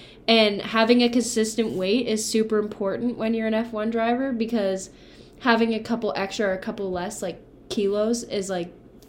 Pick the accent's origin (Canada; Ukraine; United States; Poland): Canada; We're Canadian.